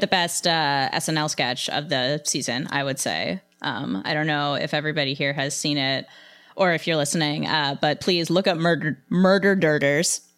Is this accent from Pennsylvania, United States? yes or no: yes; Western Pennsylvania, United States; I'm from Western Pennsylvania